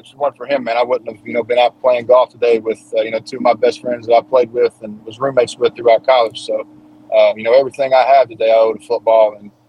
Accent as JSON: {"language": "English", "region": "Appalachia", "country": "United States", "tie": "born or raised there", "said": "growing up in Appalachia, especially in my region, you know, you hardly saw any black people."}